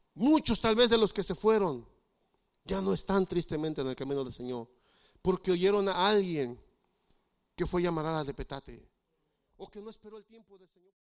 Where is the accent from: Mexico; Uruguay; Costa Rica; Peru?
Mexico; moved away; En México, eh, mi pastor era líder